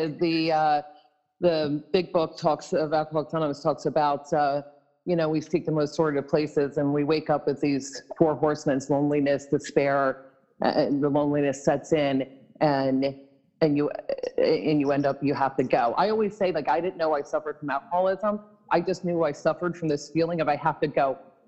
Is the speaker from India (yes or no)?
no; Bucks County, Pennsylvania, United States; also born or lived in St. Thomas / St. John / Seattle / Idaho; now in New Jersey, United States; I was born and raised in Bucks County, Pennsylvania